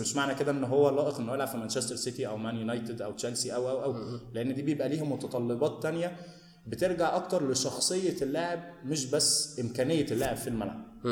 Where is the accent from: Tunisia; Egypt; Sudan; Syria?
Egypt; احنا عندنا في مصر